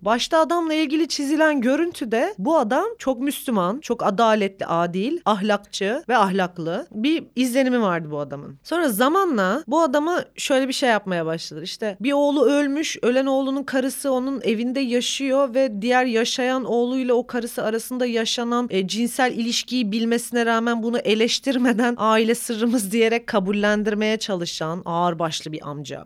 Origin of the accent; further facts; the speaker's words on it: Bingöl Province, Turkey; bir Bingöl'lü olarak Rizeli biriyle evlendim